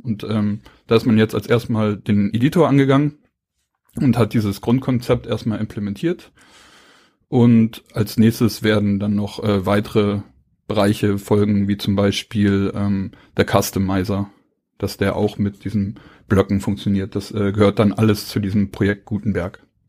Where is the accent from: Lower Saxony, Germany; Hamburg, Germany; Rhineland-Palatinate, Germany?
Hamburg, Germany; moved away; Also ich komme aus Hamburg. Ich wohne jetzt hier seit ähm, knapp neun Jahren